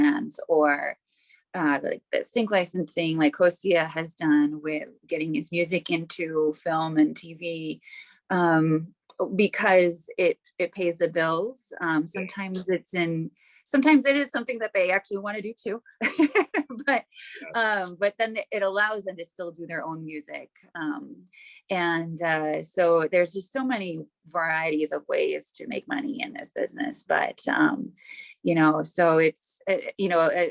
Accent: Wauwatosa, Wisconsin, United States; also born or lived in Milwaukee; I grew up in mostly Wauwatosa, on the east side of Wauwatosa, and I now live on the west side of Wauwatosa

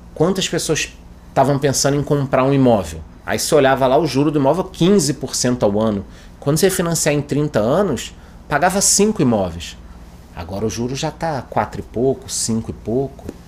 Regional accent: Brazil; A gente, como brasileiro

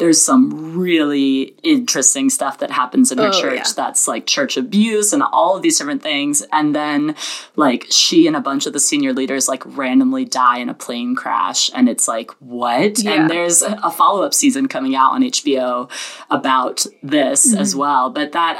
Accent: the South, United States; I was born and raised in the South

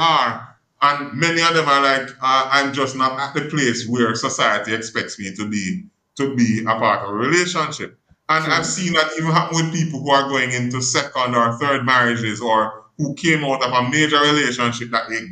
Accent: Jamaica; I'm from Jamaica, and because I'm from Jamaica, some of the idiosyncrasies of my culture influence how I engage

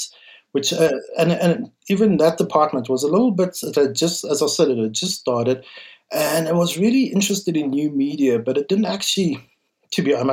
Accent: West Rand, Gauteng, South Africa; I grew up in the West Rand

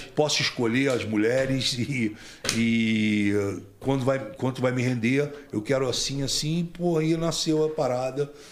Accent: Rio de Janeiro, Brazil; also born or lived in Tijuca / Copacabana / Grajaú; Eu nasci na Tijuca, fui criado em Vila Isabel, Grajaú, Meia. Depois que meus pais se separaram, eu fui criado é, em Vila Isabel e fui criado em Copacabana

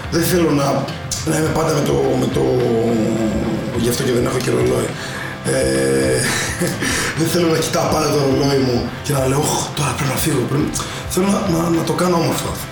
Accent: Volos, Thessaly, Greece; αγαπάω πάρα πολύ το βόλο

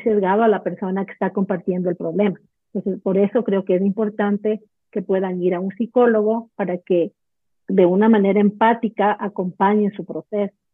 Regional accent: Ecuador; yo soy de Ecuador vivo en Quito

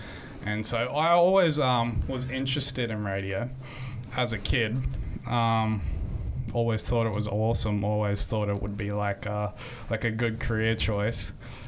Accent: Sunshine Coast, Queensland, Australia; born or raised there; also born or lived in Toowoomba, Queensland

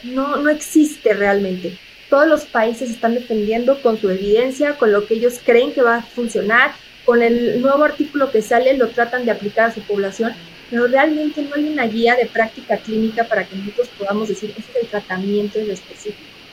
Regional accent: Mexico; tenemos un gran reto como mexicanos

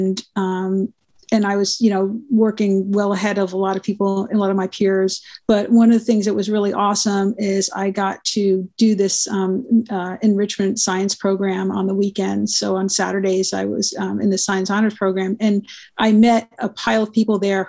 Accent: New York, United States; moved away as an adult; also born or lived in Providence, Rhode Island / Boston; now in Kansas City, United States; I'm from New York

